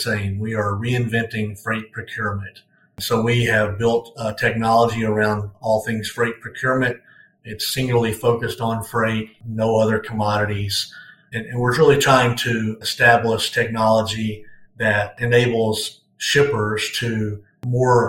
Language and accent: English; Northeast Arkansas, United States; also born or lived in Texas / Florida / Mississippi / Tennessee; So I grew up in Northeast Arkansas, a really small town